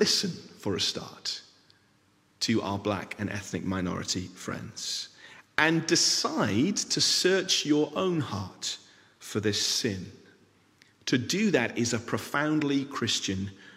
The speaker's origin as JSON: {"language": "English", "region": "England", "country": "United Kingdom", "tie": "born or raised there", "moved": "yes", "lives_now": "Scotland, United Kingdom", "said": "I am a British citizen, born in England, live in Scotland."}